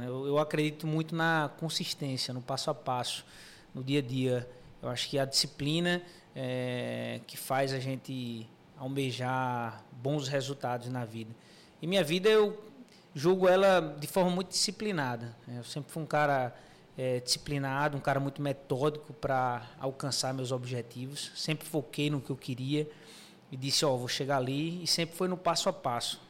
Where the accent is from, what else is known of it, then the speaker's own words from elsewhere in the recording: João Pessoa, Paraíba, Brazil; Sou de João pessoa